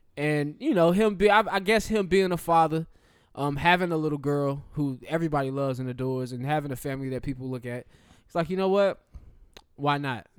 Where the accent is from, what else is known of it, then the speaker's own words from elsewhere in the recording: the South, United States; I am from the South